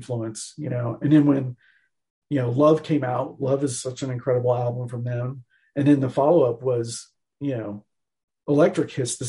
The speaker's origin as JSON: {"language": "English", "area": "Bay Area", "region": "California", "country": "United States", "tie": "born or raised there", "said": "growing up in the Bay Area"}